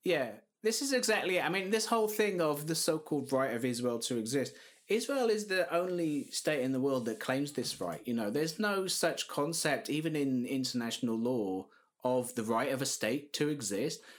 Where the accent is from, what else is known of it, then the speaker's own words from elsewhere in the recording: South Wales, United Kingdom; I'm, I'm originally from South Wales myself.